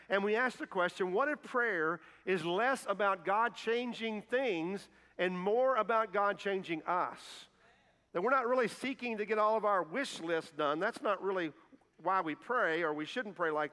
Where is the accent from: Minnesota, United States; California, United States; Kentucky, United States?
Kentucky, United States; moved away as an adult; also born or lived in Indiana; I'm not from Indiana. I'm from Kentucky, but I did mission work there for several years and got to come back home